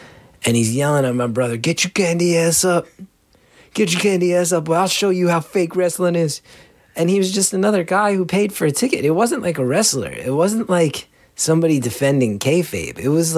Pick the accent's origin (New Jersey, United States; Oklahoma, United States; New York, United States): New Jersey, United States; I grew up in New Jersey